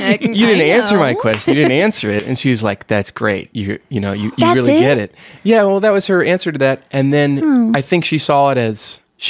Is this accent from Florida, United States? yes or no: yes; Winter Park, Florida, United States; I grew up in Winter Park, Florida, going to a little Lutheran church